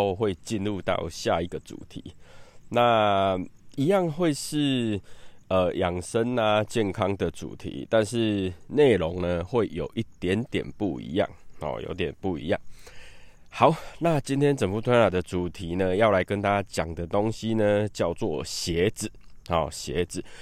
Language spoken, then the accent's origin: Chinese; Taiwan; 尤其是我们台湾人啊